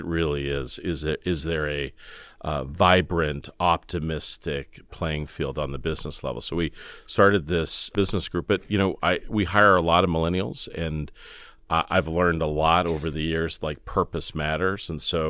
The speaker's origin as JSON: {"language": "English", "town": "Fresno", "region": "California", "country": "United States", "tie": "born or raised there", "said": "So I grew up in Fresno, California, outside of Fresno, California, which any of you know, it's the place you drive through when you're going to Yosemite or Southern California."}